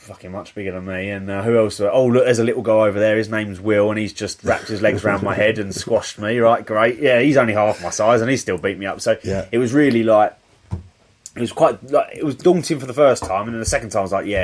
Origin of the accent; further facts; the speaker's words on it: Medway, South East England, United Kingdom; I've grown up in Medway as well